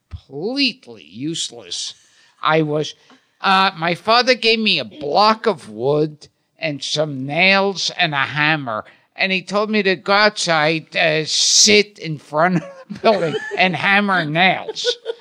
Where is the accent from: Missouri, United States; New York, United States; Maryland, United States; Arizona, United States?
New York, United States; New York City; I was born in Coney Island.